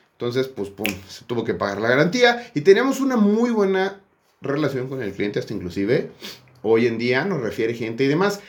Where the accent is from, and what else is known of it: Mexico